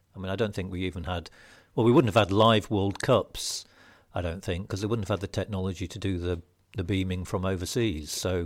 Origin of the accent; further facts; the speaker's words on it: Lincolnshire, East Midlands, United Kingdom; I was born and brought up in Lincolnshire